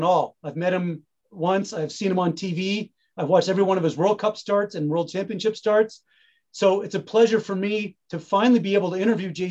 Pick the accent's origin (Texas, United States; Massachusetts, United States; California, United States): Massachusetts, United States; Boxborough; I grew up just outside of Acton, Boxborough, Massachusetts.